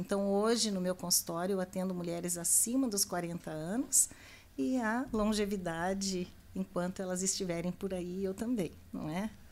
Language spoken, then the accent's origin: Portuguese; Lages, Santa Catarina, Brazil; eu nasci em Santa Catarina, em Lages